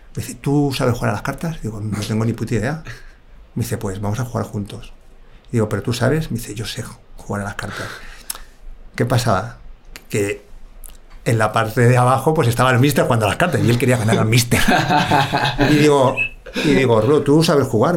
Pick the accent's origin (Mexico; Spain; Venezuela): Spain; Villaviciosa de Odón, Community of Madrid; now in Las Rozas, Spain; yo soy de Villaviciosa Dodón, pero ahora vivo en La Roza.